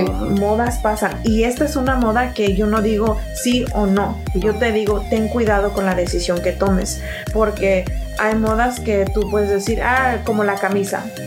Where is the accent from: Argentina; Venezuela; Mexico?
Mexico; yo soy mexicana